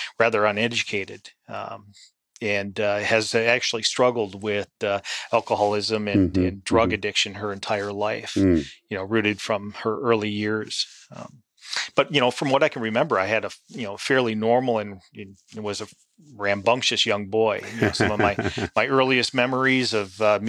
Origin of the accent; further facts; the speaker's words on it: St. Paul, Minnesota, United States; moved away as an adult; now in Pensacola, United States; I grew up in St. Paul, Minnesota